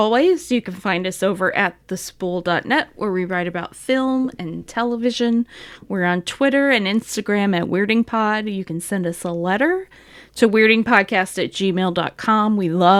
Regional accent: United States; I'm an American.

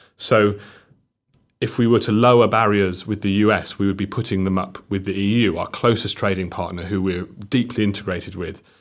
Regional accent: Llanelli, Wales, United Kingdom; I'm from Llanelli, um, a town, a town in South Wales on, mm. on, on the coast

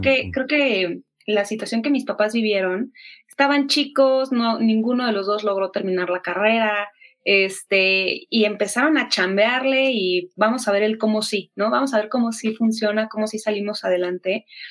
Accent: Mexico City, Mexico; Soy de Ciudad de México

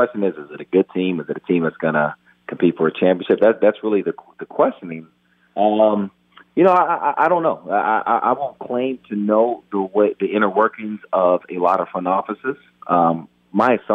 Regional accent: Houston, Texas, United States; I grew up in Houston, Texas

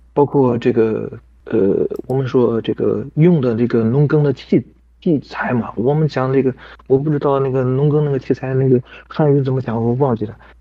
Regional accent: Tacheng, Xinjiang, China; first language Kazakh; Chinese is a second language; now in Taiwan; 我三十五塔城的

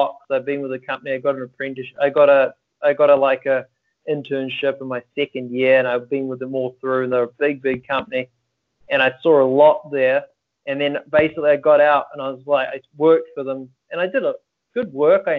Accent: Auckland, New Zealand; I'm from New Zealand, Auckland, a little place at the end of the world.

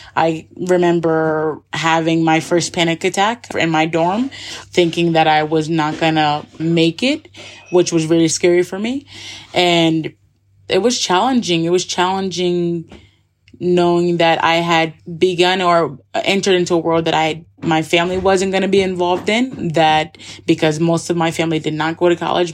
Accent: Schenectady, New York, United States; moved away as an adult; also born or lived in Scotland / Barcelona, Spain; now in Andorra; I'm from Schenectady, New York. The capital is Albany, so it's about 15 minutes outside of Albany, New York. And I have a really cool background from childhood

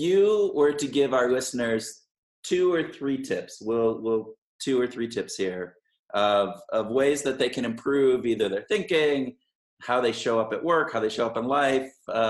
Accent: Minnesota, United States; But we're from Minnesota

